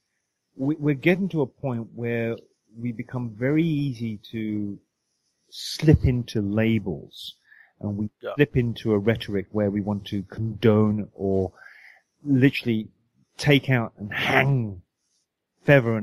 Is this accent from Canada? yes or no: no; United Kingdom; moved away as an adult; now in United States; I'm British